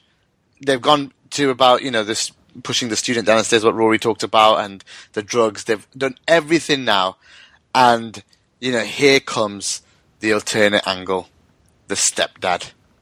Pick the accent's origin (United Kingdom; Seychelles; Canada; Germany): United Kingdom; one of a British Muslim in Rogue One just was surreal for me, and such a proud moment, like being someone who born and brought up in this country.